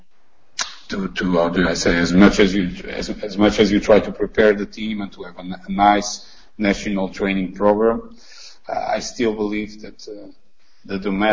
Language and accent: English; Portugal; I come from Portugal